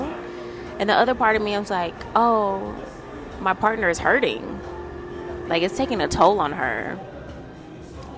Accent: Louisiana, United States; we're from Louisiana

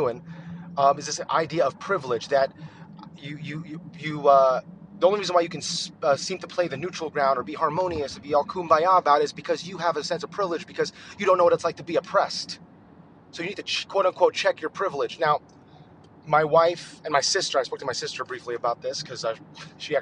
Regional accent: United States; also born or lived in Texas; as an American

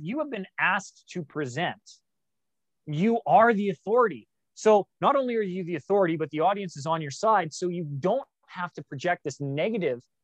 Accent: Canada; growing up in Canada

